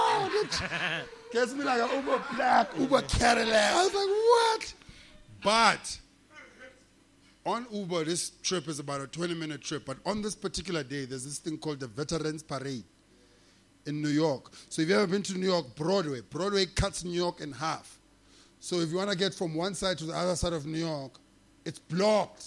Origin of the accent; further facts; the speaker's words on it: South Africa; I'm a customer from South Africa